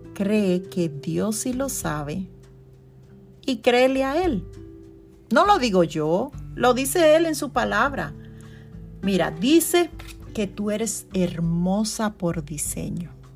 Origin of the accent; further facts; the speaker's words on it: Constanza, La Vega, Dominican Republic; now in New York, United States; en Dominicana, en mi, en mi pueblo natal, Constanza